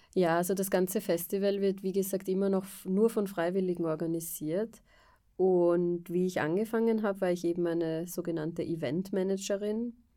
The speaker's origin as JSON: {"language": "German", "region": "Vienna", "country": "Austria", "also_born_or_lived": "England / France", "moved": "as an adult", "said": "Ich bin ursprünglich aus Wien"}